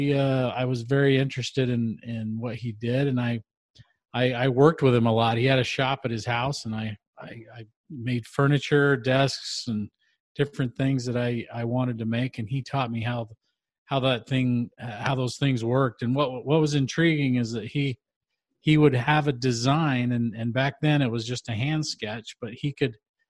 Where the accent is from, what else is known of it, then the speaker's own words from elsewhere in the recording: Utah, United States; I grew up in Utah